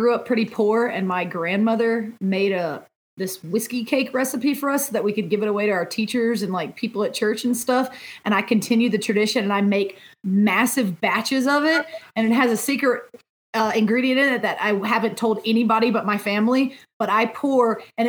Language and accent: English; Mississippi, United States; hey, honey, I'm from Mississippi.